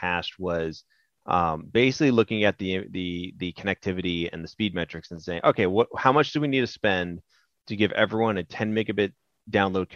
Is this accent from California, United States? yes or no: yes; California, United States; I'm born and raised in California